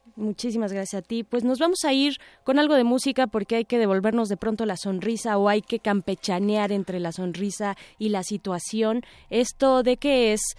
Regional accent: Mexico; como mexicanos

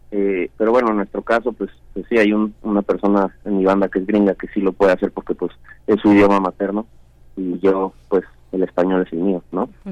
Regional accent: Mexico; moved away as an adult; also born or lived in Los Angeles, United States; yo soy mexicano 100%

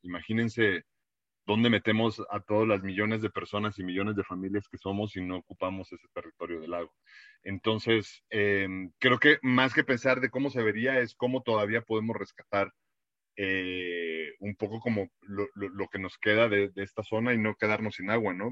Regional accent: Mexico; habla mucho de nosotros, ya no como mexicanos

